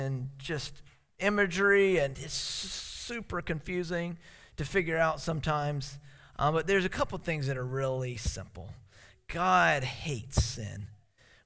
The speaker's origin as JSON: {"language": "English", "region": "South Carolina", "country": "United States", "tie": "born or raised there", "moved": "yes", "lives_now": "Alaska, United States"}